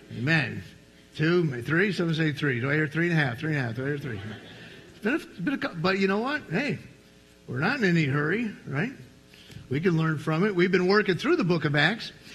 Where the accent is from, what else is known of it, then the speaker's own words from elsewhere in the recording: New York, United States; I was from New York